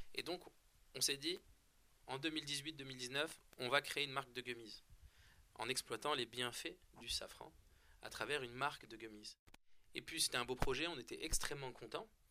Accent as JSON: {"language": "French", "country": "France", "tie": "born or raised there", "said": "On est français, on est né en France"}